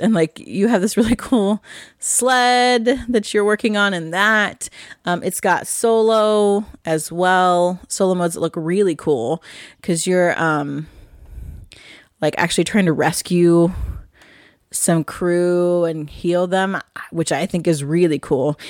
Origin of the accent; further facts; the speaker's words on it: Midwest, United States; Midwest farm girl rural kind of person I am